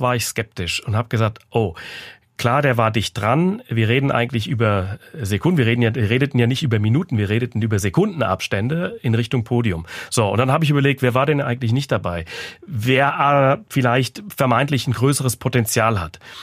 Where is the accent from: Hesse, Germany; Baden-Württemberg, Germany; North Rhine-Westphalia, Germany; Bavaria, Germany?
Hesse, Germany; Frankfurt; bei uns in Frankfurt, ich bin ja Frankfurter und der 1. Mai ist mein Heimrennen